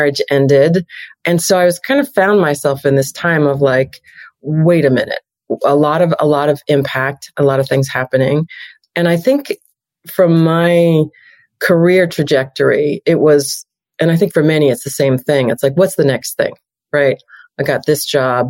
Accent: New York, United States; moved away as an adult; also born or lived in Chicago / Los Angeles; I'm a New Yorker and started in agencies in New York

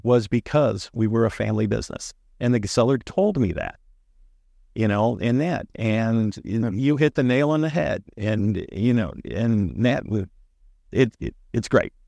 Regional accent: St. Louis, Missouri, United States; we're from Saint Louis

